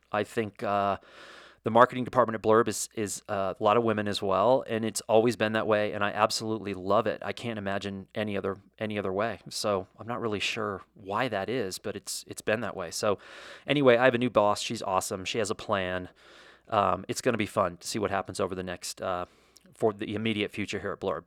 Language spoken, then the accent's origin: English; United States; as an American